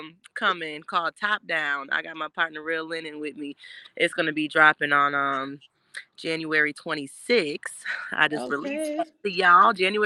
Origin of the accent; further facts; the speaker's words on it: New York, United States; I'm from New York.